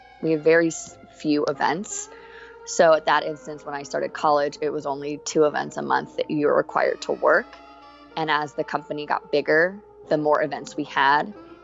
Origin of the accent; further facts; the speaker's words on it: Fort Lauderdale, Florida, United States; also born or lived in Miami; now in Orlando, United States; I am from Miami and then grew up in Fort Lauderdale.